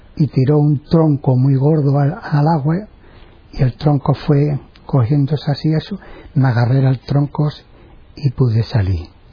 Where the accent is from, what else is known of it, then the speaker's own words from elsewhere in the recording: Medina-Sidonia, Andalusia, Spain; moved away; Medina Sidonia, provincia de Cádiz